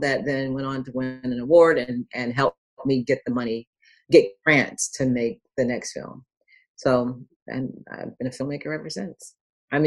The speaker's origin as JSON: {"language": "English", "town": "Dayton", "region": "Ohio", "country": "United States", "tie": "born or raised there", "also_born_or_lived": "Los Angeles, California", "said": "I am originally born in Los Angeles, raised in Dayton, Ohio, so I'm a Midwesterner"}